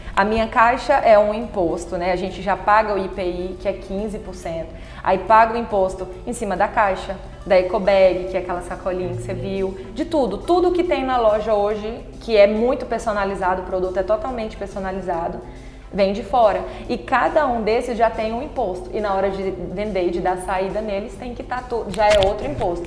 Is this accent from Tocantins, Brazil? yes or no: yes; Palmas, Tocantins, Brazil; also born or lived in Palmeirópolis; Quando eu tinha cinco meses, os meus pais se mudaram pra cá, então eu fui criada aqui em Palmas